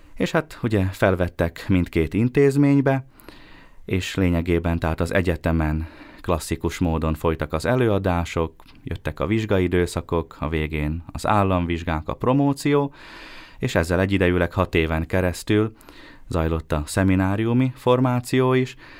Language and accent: Hungarian; Bíňa, Nitra Region, Slovakia; moved away as an adult; also born or lived in Štúrovo (Párkány) / Rome; now in Bratislava, Slovakia; kiskorom óta minisztráltam a Bényi templomban